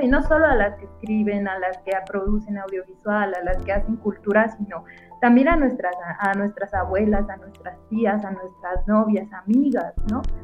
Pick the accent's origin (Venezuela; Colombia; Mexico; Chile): Mexico; como mujer mexicana, latinoamericana